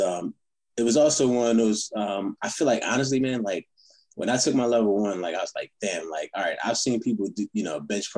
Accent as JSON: {"language": "English", "area": "Philadelphia area", "region": "New Jersey", "country": "United States", "moved": "yes", "said": "I'm from South Jersey, Philadelphia area"}